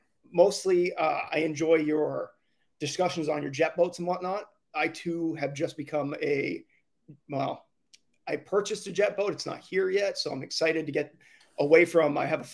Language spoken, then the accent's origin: English; Claremont, New Hampshire, United States; All right, so I'm from New Hampshire, in the Claremont area. I'm on the Connecticut River, which borders Vermont.